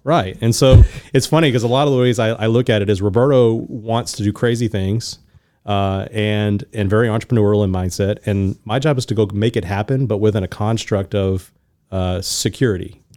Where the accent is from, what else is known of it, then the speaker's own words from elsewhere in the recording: Houston, Texas, United States; also born or lived in Louisiana; I was born in Louisiana, grew up in Houston, so I'm a native Houstonian for all intents and purposes.